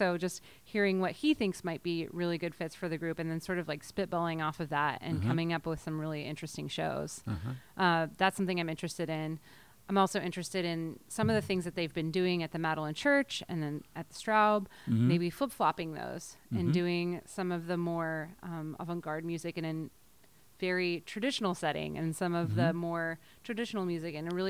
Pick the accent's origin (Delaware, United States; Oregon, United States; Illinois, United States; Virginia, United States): Oregon, United States; Salem; also born or lived in Syracuse, New York; now in Portland, United States; I was born in Syracuse, but I came from Salem.